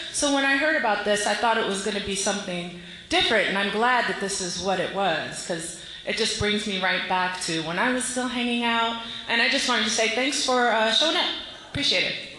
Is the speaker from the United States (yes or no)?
yes; Silver Spring, Maryland, United States; I'm 38 years old and I am from Silver Spring